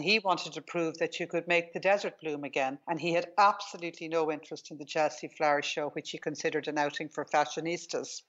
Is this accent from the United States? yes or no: no; Ireland; I grew up in Ireland